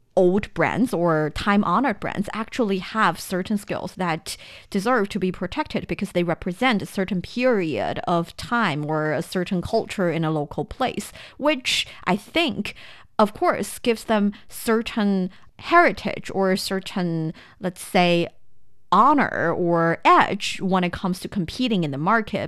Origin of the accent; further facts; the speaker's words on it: Shanxi, China; moved away; I am from Shanxi province. hometown I am so proud